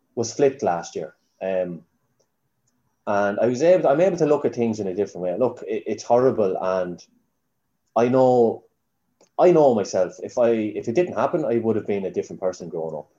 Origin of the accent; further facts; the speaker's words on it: Newbridge, County Kildare, Ireland; also born or lived in Dublin; I was two when we moved back to Newbridge, but my mum would be Park Murrah. Her whole family, she was born and bred in Newbridge. Um, so I've, I, am I'm, I'm a Newbridge man